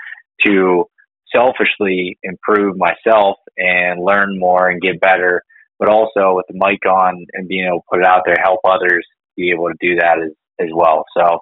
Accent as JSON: {"language": "English", "region": "north central Pennsylvania", "country": "United States", "tie": "born or raised there", "said": "so I'm from Pennsylvania. I'm from basically the middle of nowhere, north central Pennsylvania. And I've grown up hunting whitetails and turkeys for the most part."}